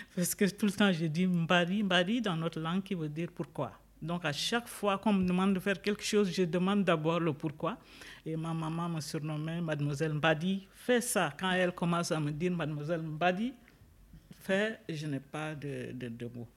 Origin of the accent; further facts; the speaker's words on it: Chad; moved away as an adult; now in Switzerland; je suis d'origine tchadienne. Je suis arrivée en Suisse depuis 1993